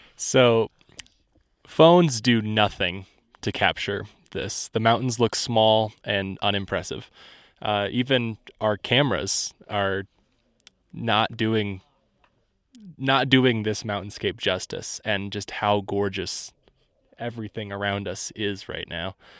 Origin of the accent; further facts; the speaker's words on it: Indiana, United States; I'm from Indiana, so there's not a whole lot of diversity there